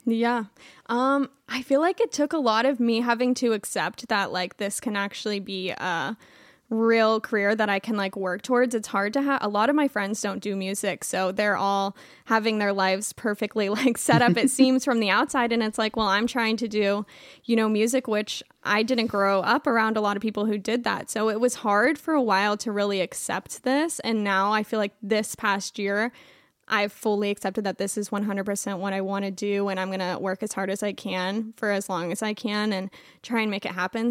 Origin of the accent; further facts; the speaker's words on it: Clearwater, Florida, United States; moved away; I'm from Clearwater, Florida